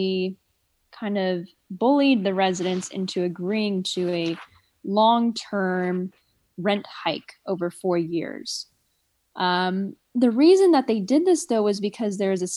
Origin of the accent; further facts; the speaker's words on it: Southern California, United States; now in San Francisco, United States; I was born in Southern California, raised in Southern California, most of my life by a single mom